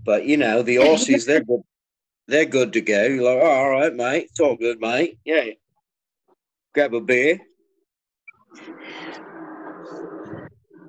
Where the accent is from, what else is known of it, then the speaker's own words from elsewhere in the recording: California, United States; I'm from California.